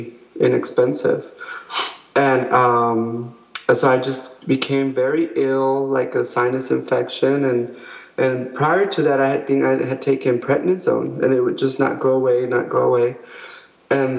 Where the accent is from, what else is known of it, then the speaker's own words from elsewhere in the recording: El Paso, Texas, United States; moved away as an adult; now in San Antonio, United States; we're originally from El Paso